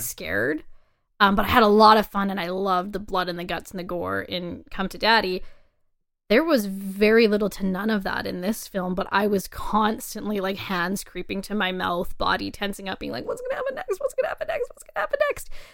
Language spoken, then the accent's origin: English; Canada; as a Canadian